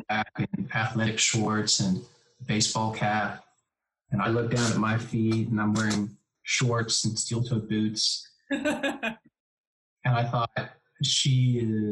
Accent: Houston, Texas, United States; also born or lived in Bay City, Texas / Louisiana; I spent most of my childhood in Houston.

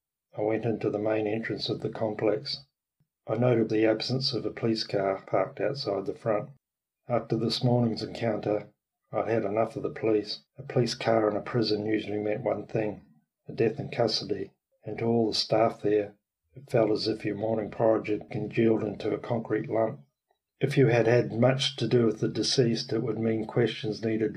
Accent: New Zealand; moved away as an adult; now in Australia; Rooney, I'm not Australian. I come from a land down under too. Further down and further under than Australia. I come from New Zealand, Aotearoa, as the Maori call it.

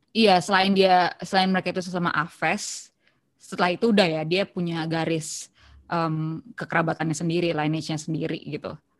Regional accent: South Tangerang, Banten, Indonesia; also born or lived in Bintaro; gue anak Pondok Aren tapi sekolahnya di Bintaro

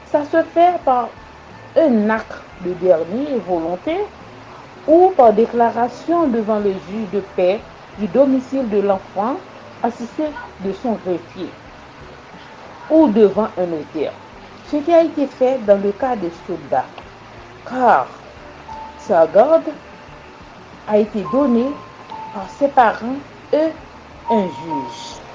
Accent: Haiti; Je suis haïtienne.

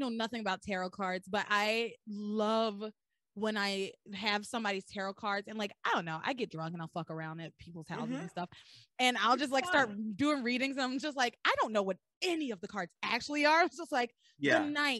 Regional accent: Tennessee, United States; Yeah, I grew up in Tennessee, so I know like there's a lot of that in Tennessee, in the South in general.

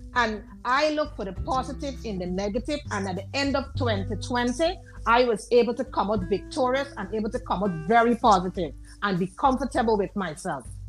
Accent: Guyana; now in New York, United States; I am originally I'm from I'm from Guyana.

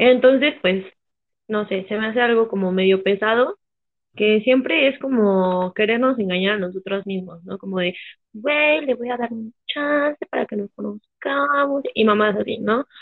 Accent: Mexico; yo soy mexa

